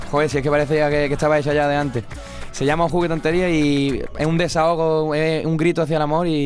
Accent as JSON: {"language": "Spanish", "town": "Málaga", "region": "Andalusia", "country": "Spain", "moved": "yes", "lives_now": "Madrid, Spain", "said": "Sí, soy de Málaga, vivo en Madrid"}